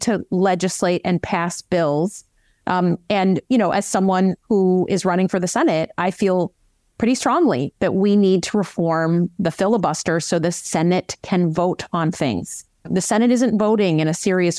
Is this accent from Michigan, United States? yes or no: yes; Michigan, United States; As a good Midwesterner who comes from a swing state, I have to say, we've been doing our part in Michigan